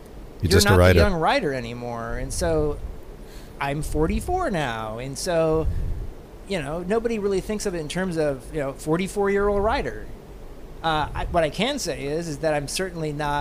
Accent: Kansas, United States; growing up in Kansas

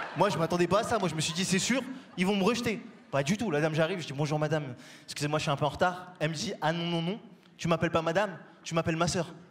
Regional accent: Paris, Île-de-France, France; je viens de Paris

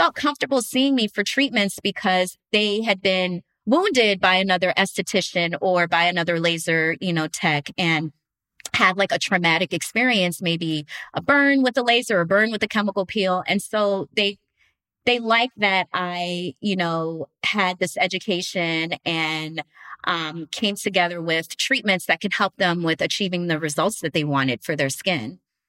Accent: New Jersey, United States; now in Los Angeles, United States; I was in LA from New Jersey.

